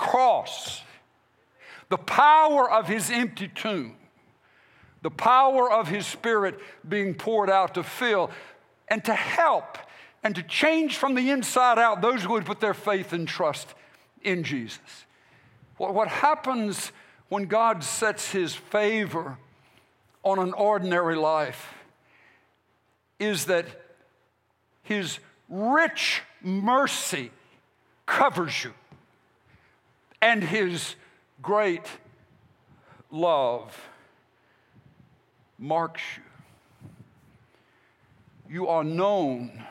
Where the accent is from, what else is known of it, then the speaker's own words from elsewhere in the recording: United States; As the American church people and American pastors